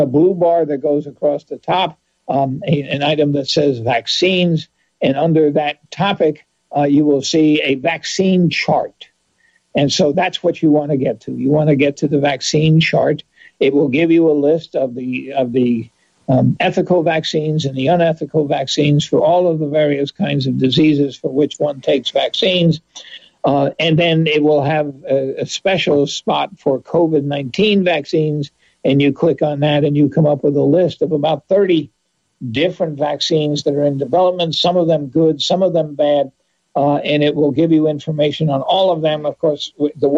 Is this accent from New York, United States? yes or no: yes; New York, United States; I grew up in New York State.